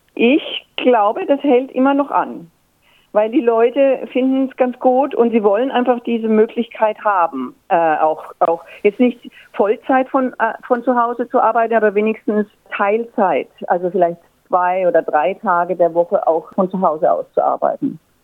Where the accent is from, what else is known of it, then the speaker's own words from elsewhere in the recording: Würzburg, Bavaria, Germany; moved away as an adult; also born or lived in Frankfurt / Paris / Berlin; now in Australia; Ich komme aus Würzburg, das ist äh, Franken, Nord Norden von Bayern, gehört also noch zu Bayern und habe dort auch studiert